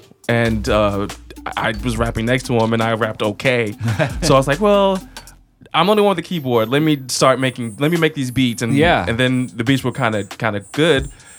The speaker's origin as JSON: {"language": "English", "country": "United States", "tie": "born or raised there", "also_born_or_lived": "New Jersey", "moved": "yes", "lives_now": "St. Louis, United States", "said": "I grew up in New York and New Jersey."}